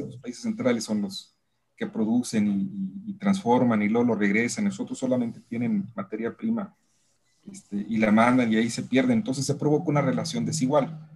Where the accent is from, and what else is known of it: Mexico; also born or lived in Monterrey